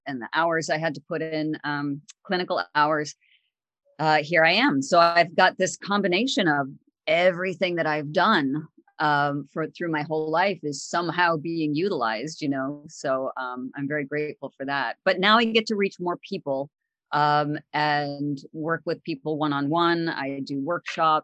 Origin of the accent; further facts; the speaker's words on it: upstate New York, United States; also born or lived in Northern Illinois; I actually am a pretty much a native New Yorker, although I was born in Illinois, in Northern Illinois, but my family moved down to New York, the New York, upstate New York area